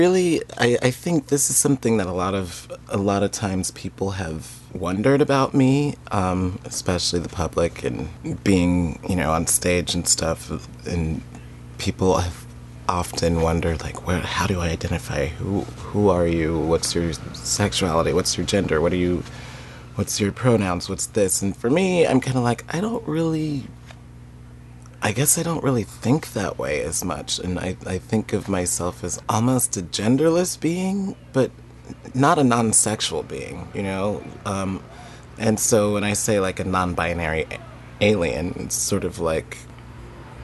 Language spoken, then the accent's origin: English; Denver, Colorado, United States; moved away as an adult; now in Seattle, United States; I grew up in Denver, Colorado, in Capitol Hill in Denver